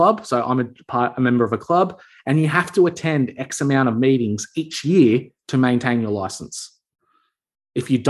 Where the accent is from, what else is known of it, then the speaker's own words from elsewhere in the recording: Australia; as an Aussie